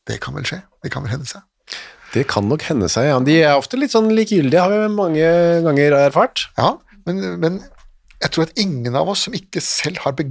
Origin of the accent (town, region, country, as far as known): Moss, Østfold, Norway; born or raised there